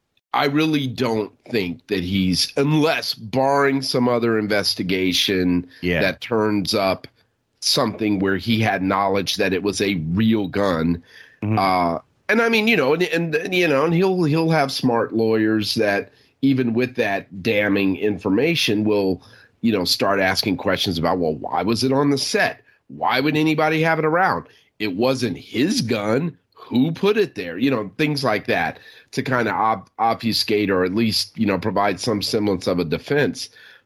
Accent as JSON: {"language": "English", "region": "New York", "country": "United States", "said": "You know, I'm a New Yorker, so I'm going to ask my Manhattan-based lawyer friend, get his advice."}